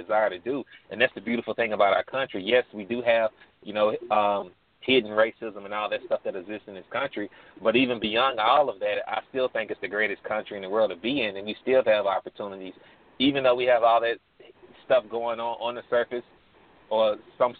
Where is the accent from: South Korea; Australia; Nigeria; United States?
United States; Birmingham, Alabama; I grew up in Birmingham, Alabama, in the urban area